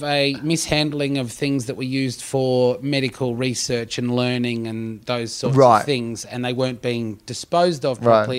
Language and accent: English; Canberra, Australian Capital Territory, Australia; moved away as an adult; I moved away from Canberra 20 years ago. And I should also clarify that when I say I grew up in Canberra, I actually grew up outside of town.